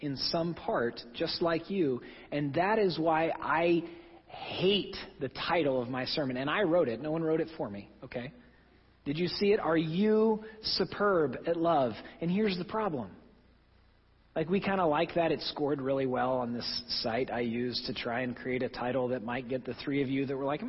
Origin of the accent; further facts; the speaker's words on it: Oklahoma, United States; moved away; my home state of Oklahoma